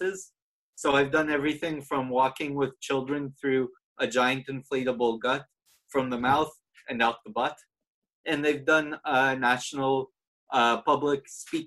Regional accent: Toronto, Ontario, Canada; moved away as an adult; now in Ireland; I'm actually from Toronto

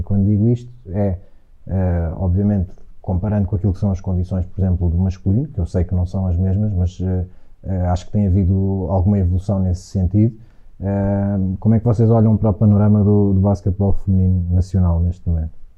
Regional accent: Algés, Lisbon, Portugal; muitos miúdos do Algés, que era, foi onde eu cresci

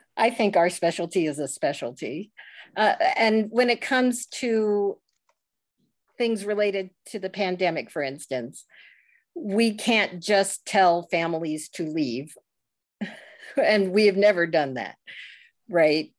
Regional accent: Northern Virginia, United States; moved away; I grew up what I call inside the Beltway, uh, in Northern Virginia

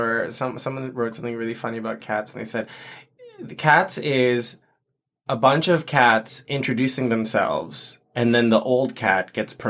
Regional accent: Philippines; so I'm Filipino and that show is iconic for Filipinos because so many Filipino performers get to perform.

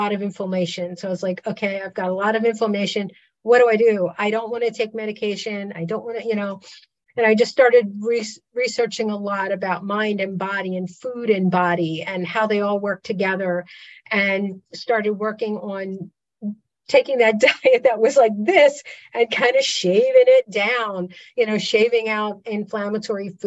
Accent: Pennsylvania Dutch country, United States; I grew up in Pennsylvania Dutch country

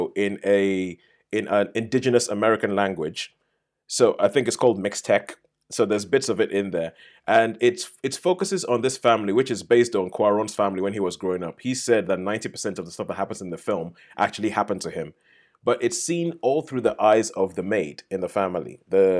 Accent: Nigeria; moved away; I grew up in Nigeria

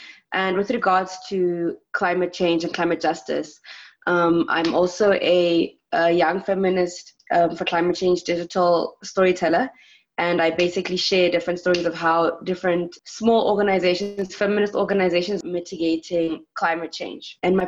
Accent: Botswana; first language Setswana; English is a second language; I am from Botswana.

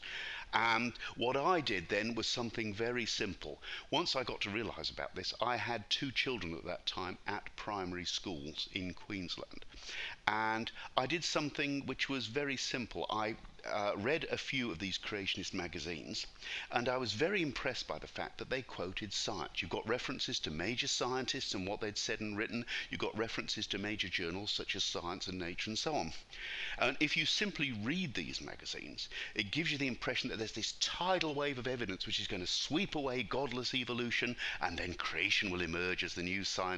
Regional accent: United Kingdom; accent: British; moved away as an adult; now in Brisbane, Australia; I'm British by birth, as my accent shows. I came out to Australia when I was 29 years old.

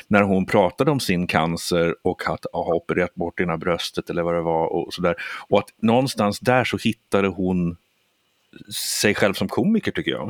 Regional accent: Sweden; jag är svensk

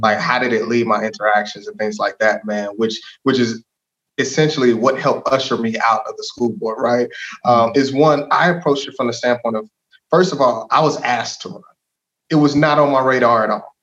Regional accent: DeSoto, Texas, United States; also born or lived in Hutchins, Texas / Arizona; I grew up in DeSoto. DeSoto's home, man. My parents moved there in like '94, and so for for most of my life, that's that's been where I've been.

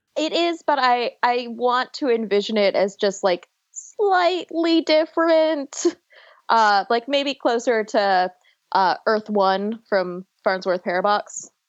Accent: Buffalo, New York, United States; also born or lived in Long Island, New York; now in North Carolina, United States; I was born on Long Island and I grew up in Buffalo and now I live in North Carolina

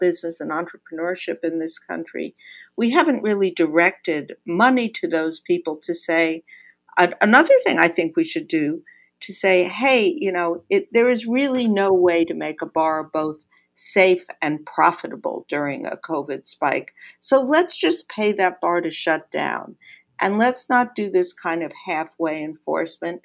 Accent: New York, United States; I'm a New Yorker

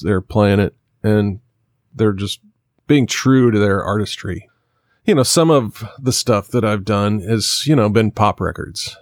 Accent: Kansas, United States; moved away; also born or lived in Nashville; I'm from Kansas

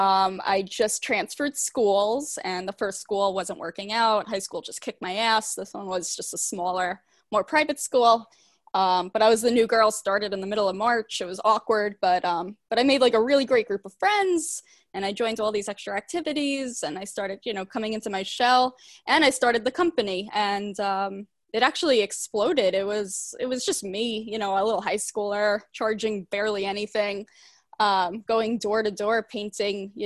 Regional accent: New York City, New York, United States; moved away as an adult; now in Hoboken, United States; I am from Bayside, Queens, currently living in Hoboken, New Jersey

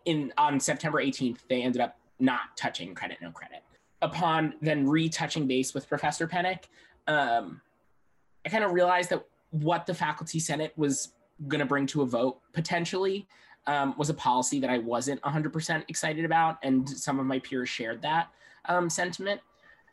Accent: Long Island, New York, United States; moved away; I'm originally from Long Island, New York.

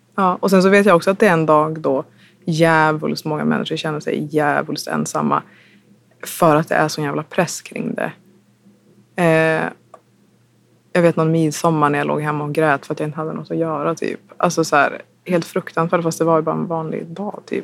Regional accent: Umeå, Västerbotten County, Sweden; hemma i Umeå

